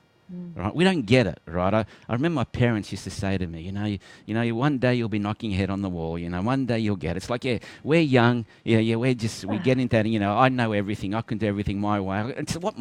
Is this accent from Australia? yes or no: yes; Melbourne, Victoria, Australia; I was born in Melbourne